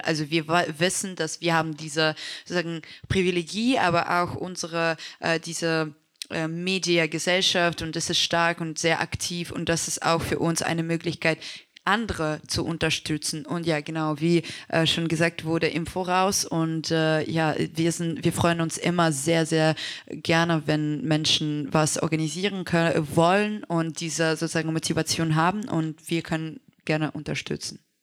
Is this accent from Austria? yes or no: no; Kharkiv, Kharkiv Oblast, Ukraine; German is a second language; now in Germany; Ich zum Beispiel bin in Deutschland seit äh, ähm, sieben Jahren und ich erinnere mich, als wir hierher mit meiner Familie gekommen sind. Wir kommen aus Kharkiv